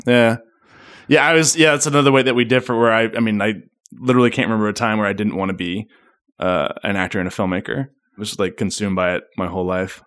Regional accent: Memphis, Tennessee, United States; also born or lived in Germantown, Tennessee; I was born in Memphis, Tennessee. Born and raised.

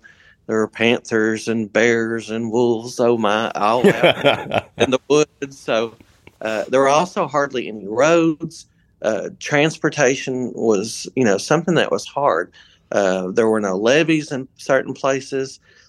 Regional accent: Texas, United States; now in Arkansas, United States; I am originally from Texas, and I've lived in Arkansas now for about 25 years.

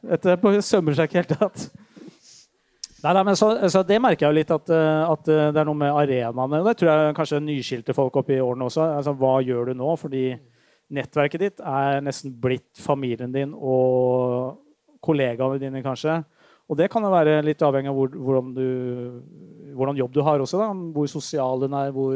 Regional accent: Drøbak, Akershus, Norway; Jeg vokste opp i Drøbak

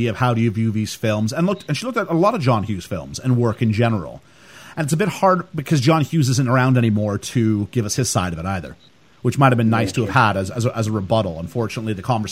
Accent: Canada; I come from Canada

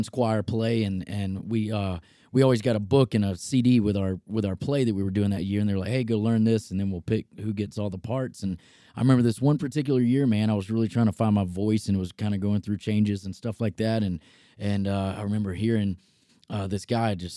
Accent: Selma, Alabama, United States; also born or lived in Jackson, Alabama; now in Nashville, United States; So I grew up in a small town in Alabama, Selma, Alabama, actually a pretty historic town

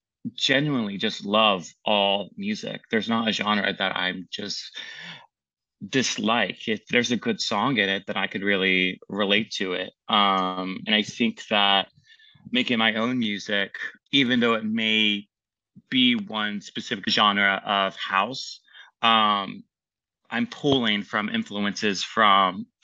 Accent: Annapolis, Maryland, United States; I'm from Annapolis, Maryland. My dad is in the Navy, so he moves around a lot, but Annapolis, Maryland has the Naval Academy, so that was always kind of like home base and where we'd always end up.

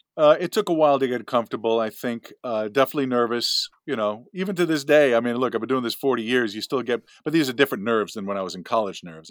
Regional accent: West Hempstead, New York, United States; accent: Long Island; I grew up ten minutes, fifteen minutes from Hofstra in West Hempstead

